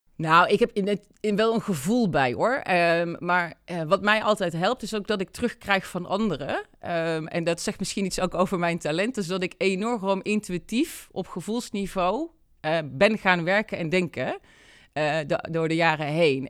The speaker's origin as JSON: {"language": "Dutch", "town": "Deurne", "region": "North Brabant", "country": "Netherlands", "tie": "born or raised there", "said": "geboren in Brabant. Eh, en dat zeg ik er altijd bij, want dat doet wat met wie ik ben. Eh, in, in Deurne, Peelgebied"}